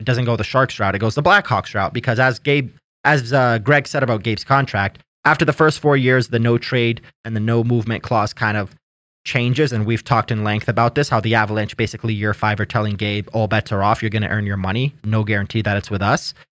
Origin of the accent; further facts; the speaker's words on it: Canada; I'm Canadian